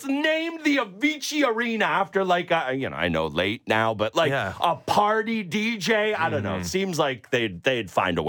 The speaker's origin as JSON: {"language": "English", "town": "Oakville", "region": "Ontario", "country": "Canada", "tie": "born or raised there", "said": "I no longer live in Oakville, but I grew up in Oakville."}